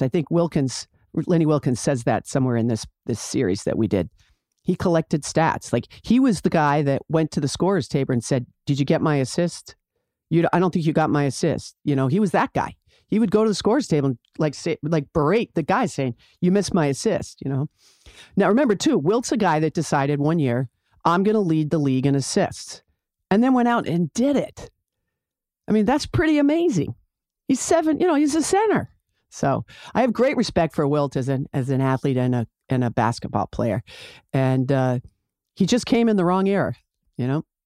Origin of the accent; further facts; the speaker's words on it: Boston, Massachusetts, United States; I grew up in Boston. I wasn't born there, but I grew up there